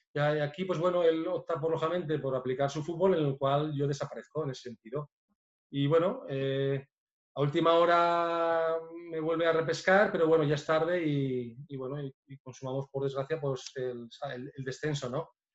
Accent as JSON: {"language": "Spanish", "area": "Biscay", "region": "Basque Country", "country": "Spain", "also_born_or_lived": "Lleida", "moved": "yes", "said": "De donde yo también me considero porque soy, soy vizcaíno"}